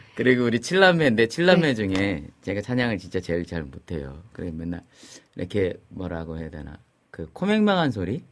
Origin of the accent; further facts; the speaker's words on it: Chungju, North Chungcheong, South Korea; 우리 그 시골 충주가 제 고향인데